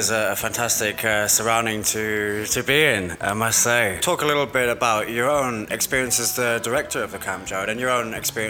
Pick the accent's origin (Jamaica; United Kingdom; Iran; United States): United Kingdom; as a British guy coming over to experience American summer camp